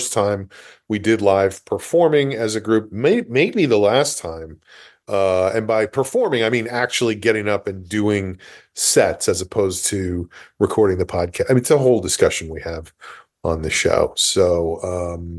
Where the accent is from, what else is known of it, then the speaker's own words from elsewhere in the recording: New Rochelle, New York, United States; moved away; I am at my parents' house right now in my hometown of New Rochelle